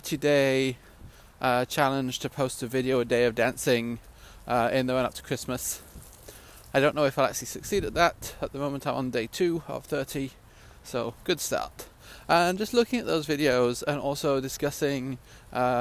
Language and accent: English; Gryon, Vaud, Switzerland; moved away; I grew up in Switzerland, a small village called Grillon.